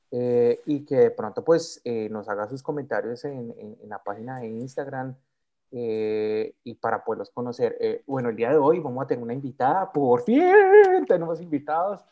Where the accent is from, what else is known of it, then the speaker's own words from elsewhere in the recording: Soacha, Cundinamarca, Colombia; also born or lived in Bogotá; yo soy nacido en Bogotá, pero criado en Soacha